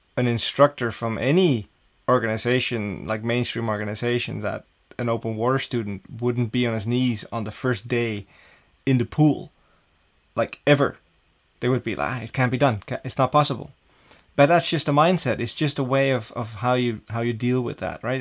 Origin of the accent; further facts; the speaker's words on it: Amsterdam, North Holland, Netherlands; growing up in Amsterdam as a, a young kid in school